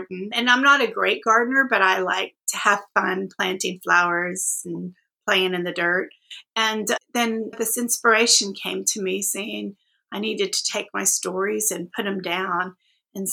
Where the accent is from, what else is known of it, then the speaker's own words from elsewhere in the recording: Austin, Texas, United States; also born or lived in Tulsa, Oklahoma; I'm from Austin, but I was born in Tulsa, Oklahoma. And my parents, we moved here when I was about 18 months